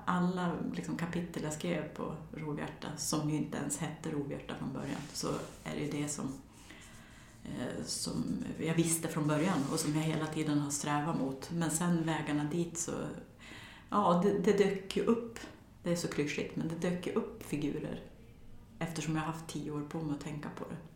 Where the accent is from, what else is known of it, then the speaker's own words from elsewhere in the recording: near Torsåker / Lockne, Västernorrland County, Sweden; en och en halv mil från där jag växte upp, där Sveriges största häxbränningar ägde rum